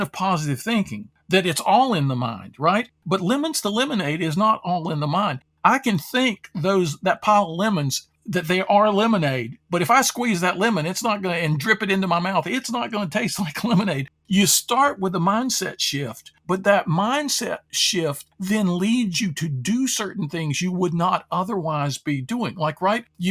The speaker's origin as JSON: {"language": "English", "town": "Durham", "region": "North Carolina", "country": "United States", "tie": "born or raised there", "said": "I grew up in Durham, North Carolina"}